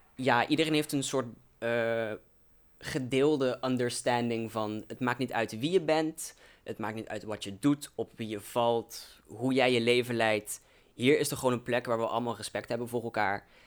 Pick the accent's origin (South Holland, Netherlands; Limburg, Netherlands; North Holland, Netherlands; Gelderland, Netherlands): Limburg, Netherlands; Velden; now in Arnhem, Netherlands; ik ben eigenlijk uit een klein dorpje genaamd Velden, wat er echt net buiten ligt. Dus voor context, ik kom eigenlijk dus uit een klein dorpje uit Limburg